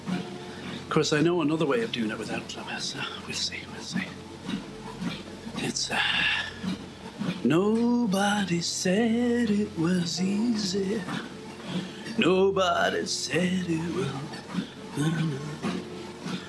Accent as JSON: {"language": "English", "country": "Ireland", "said": "I'm Irish"}